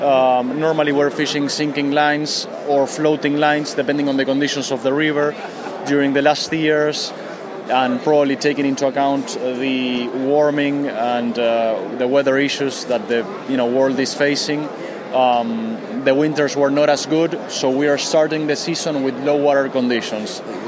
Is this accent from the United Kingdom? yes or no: no; Argentina; English is a second language; we come all the way from Argentina to try to represent our brands.